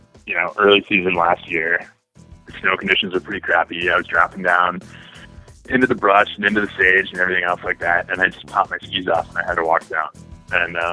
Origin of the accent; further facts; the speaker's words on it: South Dakota, United States; moved away; growing up in South Dakota